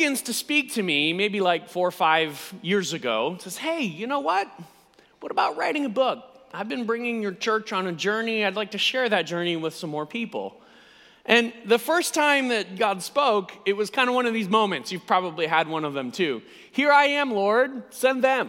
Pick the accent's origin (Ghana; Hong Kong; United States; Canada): United States; You can immediately tell by my accent that I'm not from these parts. I am indeed from the United States, and this is my first visit to the UK